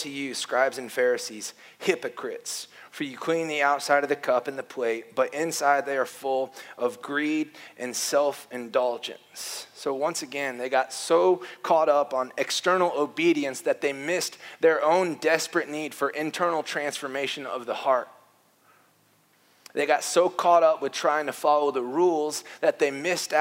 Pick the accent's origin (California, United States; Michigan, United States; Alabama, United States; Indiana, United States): Indiana, United States; Warsaw; moved away; I grew up in Warsaw Wesleyan, a strict conservative church in northern Indiana.